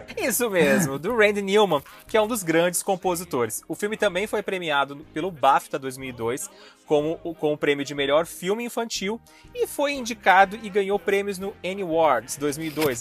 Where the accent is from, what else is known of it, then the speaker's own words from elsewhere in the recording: Brazil; a gente é brasileiro